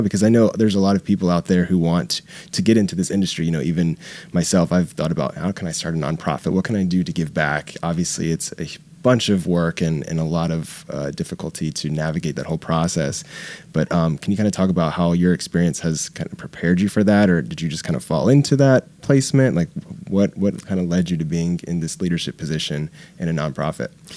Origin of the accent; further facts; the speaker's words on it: Jacksonville, the South, United States; moved away; I'm from the South as well